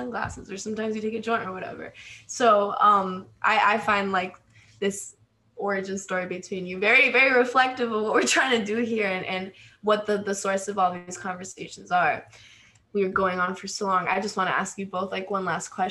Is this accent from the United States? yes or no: no; Argentina; English is a second language; moved away; I grew up in Argentina and we don't have a word for queer